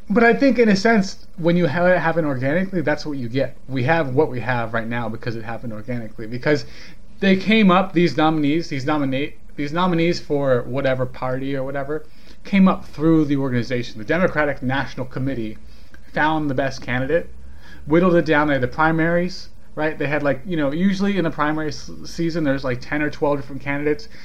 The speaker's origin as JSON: {"language": "English", "region": "California", "country": "United States", "said": "I'm from California. Like, that's where I'm from."}